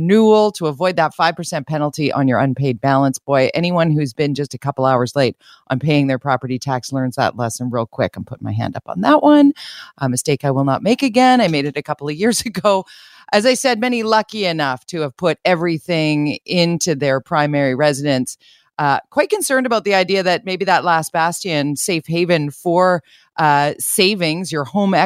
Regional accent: Vancouver, British Columbia, Canada; born or raised there

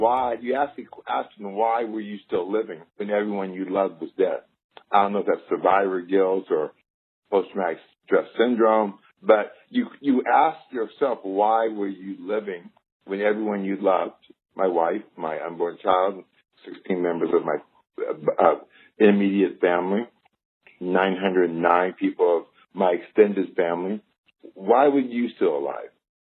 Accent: Indiana, United States; the first African-American child adopted in Indiana by Caucasians, and I was raised

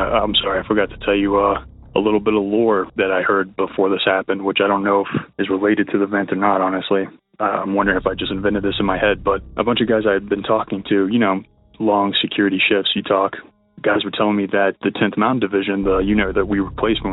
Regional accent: Texas, United States; now in Boulder, United States; I'm from Texas. I'm currently residing in Colorado in the Boulder area

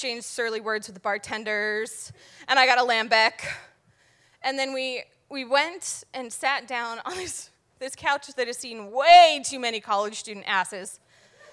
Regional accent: Connecticut, United States; now in Providence, United States; I'm from Connecticut

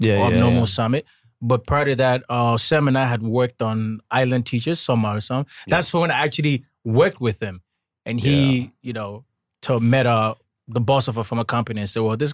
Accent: Ghana; now in South Korea; I'm from Ghana.

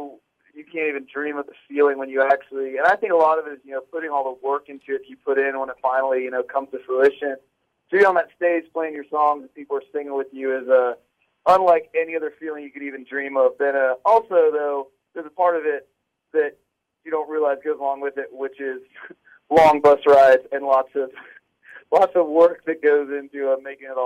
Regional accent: 30 minutes from Bonnaroo, Tennessee, United States; I actually grew up like 30 minutes from where Bonnaroo's

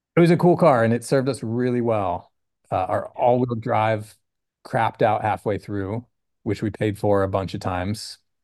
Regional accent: Sunnyvale, California, United States; also born or lived in Oregon / Oakland; I grew up over the hill in a town called Sunnyvale

